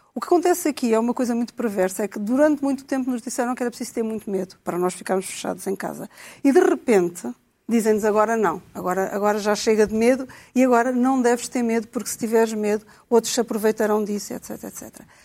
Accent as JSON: {"language": "Portuguese", "country": "Portugal"}